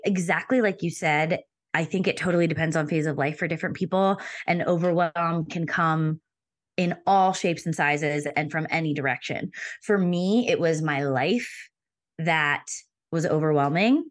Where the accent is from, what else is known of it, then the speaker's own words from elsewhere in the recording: Pennsylvania, United States; moved away as an adult; also born or lived in Denver / Philadelphia; We moved from Denver back to, um, Pennsylvania where I'm from, so I could be closer to family